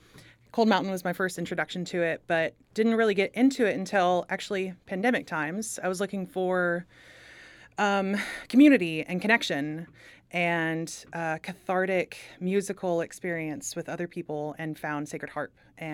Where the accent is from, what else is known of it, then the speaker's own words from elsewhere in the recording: Fayetteville, Arkansas, United States; I'm from Fayetteville, Arkansas.